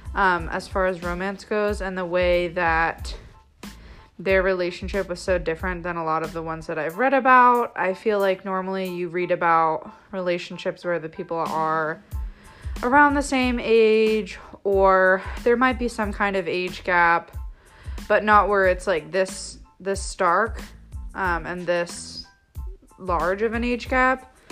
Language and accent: English; United States; I'm from the United States